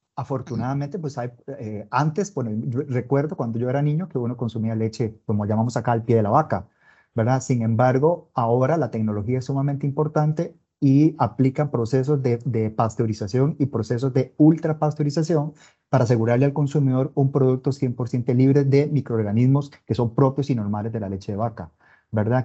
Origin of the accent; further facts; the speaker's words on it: Costa Rica; Soy costarricense